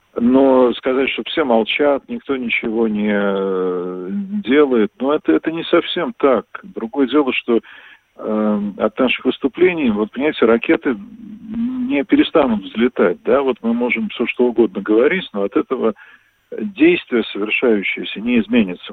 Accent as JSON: {"language": "Russian", "region": "Moscow", "country": "Russia", "moved": "as an adult", "lives_now": "Vilnius, Lithuania", "said": "москвичи бывшими не бывают"}